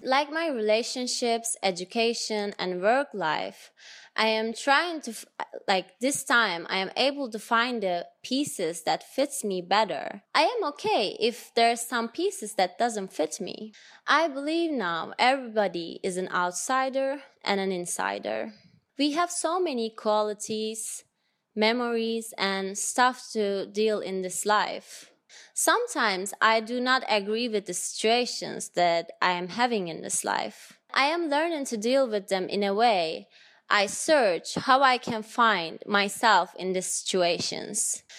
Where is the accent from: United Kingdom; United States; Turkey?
Turkey; moved away as an adult